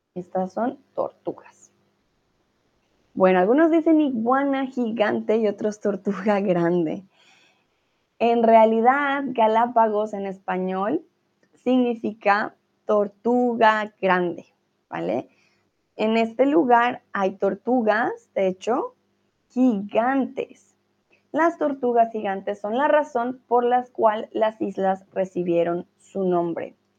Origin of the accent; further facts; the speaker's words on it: Colombia; now in Germany; soy de Colombia, pero como vivo en Alemania